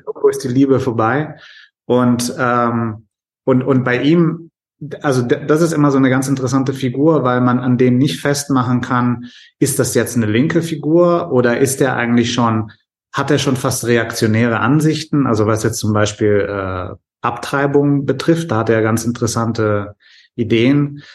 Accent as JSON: {"language": "German", "country": "Germany", "said": "als Deutscher"}